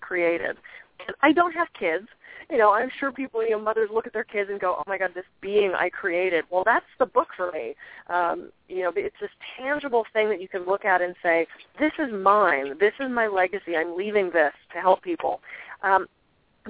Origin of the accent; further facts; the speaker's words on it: East Coast, United States; moved away; I'm from the East Coast originally